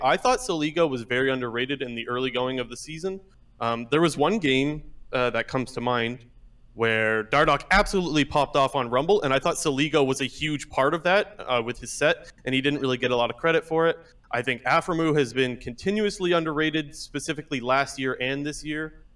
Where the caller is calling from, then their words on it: Ontario, Canada; Calling from Ontario